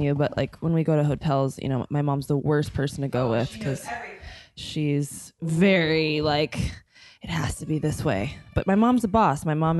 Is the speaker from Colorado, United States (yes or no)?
yes; Denver, Colorado, United States; also born or lived in Boca Raton, Florida / Boulder / Houston; I was born in Denver. I grew up between Denver, Boca Raton, Florida, Boulder, and then Houston.